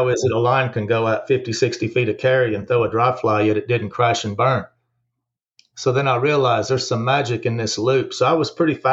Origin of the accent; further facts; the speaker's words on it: Greeneville, Tennessee, United States; moved away as an adult; also born or lived in Ozarks / Missouri; now in Bryson City, United States; we moved to East Tennessee in 1968 when I was 5 years old. And so I grew up in Greenville, Tennessee